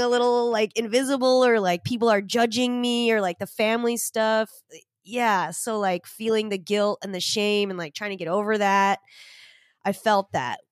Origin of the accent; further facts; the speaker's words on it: Orange County, California, United States; my family moved to Orange County. So, I was ver, I was, like, in Orange County with a lotta white people, and then on weekends, we would go drive an hour to, like, Norwalk to play in this Japanese basketball league